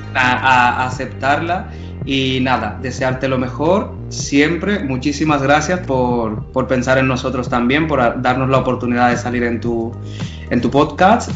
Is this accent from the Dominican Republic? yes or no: yes; Dominican Republic; como dominicanos